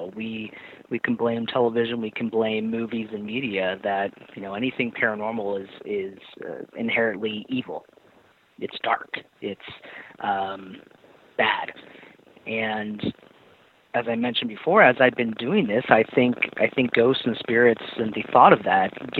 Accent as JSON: {"language": "English", "area": "Orange County", "region": "California", "country": "United States", "tie": "born or raised there", "said": "I grew up in Orange County, live in Orange County, still"}